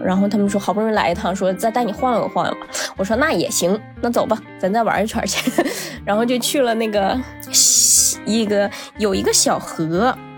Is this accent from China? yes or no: yes; Northeast China, China; 我也是东北人